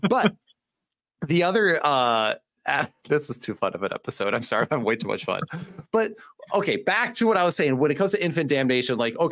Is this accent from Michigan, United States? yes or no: yes; Michigan, United States; accent: Michigan; my Michigan accent